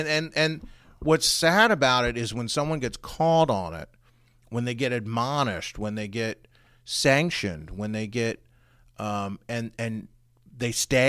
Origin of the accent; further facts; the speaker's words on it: Frederick, Maryland, United States; I grew up in Frederick